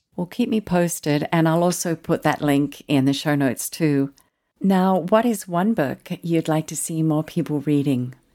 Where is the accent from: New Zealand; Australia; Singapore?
Australia; Tasmania; accent: Australian; moved away as an adult; also born or lived in Pyramid Hill, Victoria / Sydney / Melbourne / Adelaide; now in Southern California, United States; And then my parents moved to Tasmania. We lived in the northern part of the island.